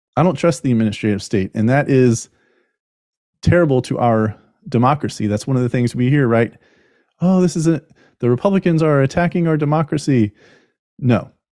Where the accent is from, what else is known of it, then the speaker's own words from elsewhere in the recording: United States; as an American